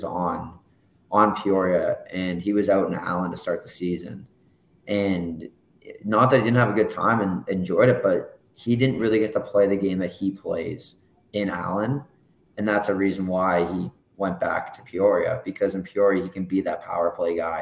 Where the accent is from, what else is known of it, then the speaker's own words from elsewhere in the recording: Mississauga, Ontario, Canada; also born or lived in Toronto; at the age of 6, we moved from Toronto to Mississauga